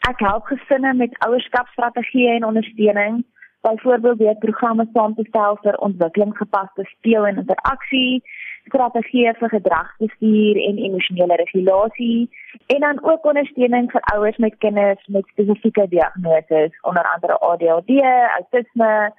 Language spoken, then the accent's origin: Afrikaans; Port Elizabeth, Eastern Cape, South Africa; moved away as an adult; also born or lived in Pretoria / Stellenbosch; now in Bredasdorp, South Africa; ek is in Pretoria gebore en ek het my grootword jare in Port Elizabeth deurgebring